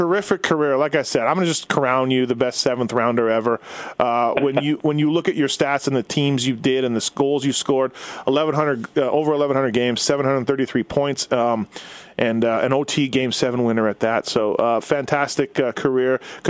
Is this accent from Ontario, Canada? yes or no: no; Winnipeg, Manitoba, Canada; I'm born and raised in Winnipeg.